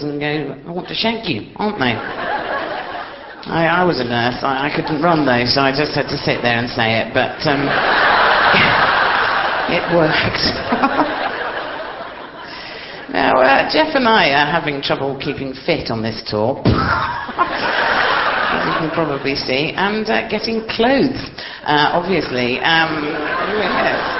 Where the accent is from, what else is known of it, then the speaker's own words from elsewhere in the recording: Hastings, South East England, United Kingdom; I'm from Hastings, me